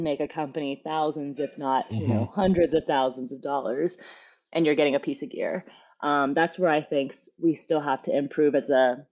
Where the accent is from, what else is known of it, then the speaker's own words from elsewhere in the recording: Fremont, California, United States; growing up in Fremont, there wasn't too much, like you would say, like wilderness